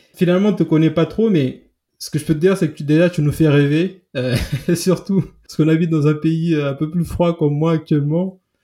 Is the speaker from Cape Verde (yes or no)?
yes; Santa Catarina, Santiago, Cape Verde; moved away; Je suis de Santa Catarina